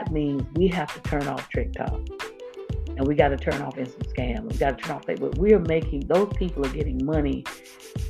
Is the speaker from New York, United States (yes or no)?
no; Florida, United States; I grew up in Florida, and I started elementary school in the late 60s